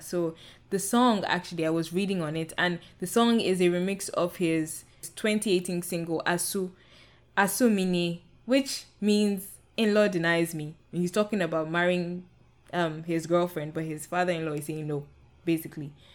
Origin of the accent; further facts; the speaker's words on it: Nigeria; I'm Nigerian, and I I come from the Yoruba um, ethnic group